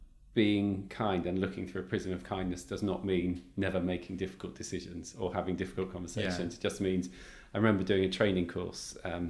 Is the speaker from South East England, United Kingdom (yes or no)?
no; South West England, United Kingdom; also born or lived in London; You talked about Australia, Sydney, and I grew up in Cornwall